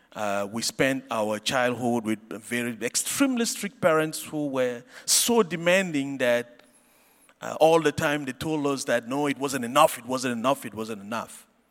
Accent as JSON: {"language": "English", "country": "Cameroon", "tie": "born or raised there", "said": "I grew up in Cameroon"}